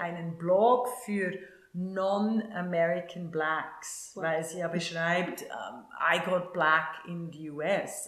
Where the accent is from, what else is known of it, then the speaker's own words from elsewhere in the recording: Switzerland; wenn du in den 60er Jahren groß geworden bist, in der Schweiz, in diesem unendlich reichen Land, aber äh, sehr arm aufgewachsen